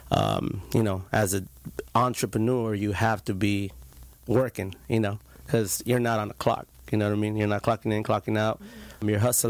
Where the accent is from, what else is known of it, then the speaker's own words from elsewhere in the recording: Santa Ana, California, United States; Grew up, born and raised in Santa Ana